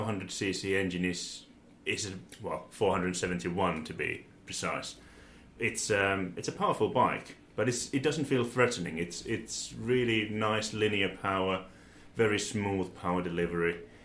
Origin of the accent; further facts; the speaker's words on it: Finland; moved away as an adult; now in United Kingdom; I'm originally from Finland. I was born and raised there many, many moons ago. Mm-hmm. Moved in this country about 20 years ago